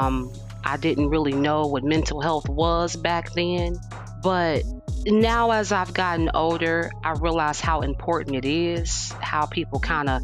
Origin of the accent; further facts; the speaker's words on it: Gary, Indiana, United States; now in Houston, United States; I'm originally from Gary, Indiana